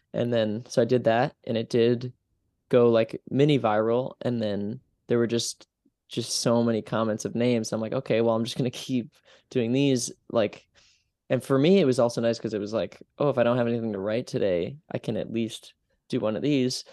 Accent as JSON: {"language": "English", "town": "Utica", "region": "New York", "country": "United States", "tie": "born or raised there", "moved": "yes", "lives_now": "Brooklyn, United States", "said": "my hometown"}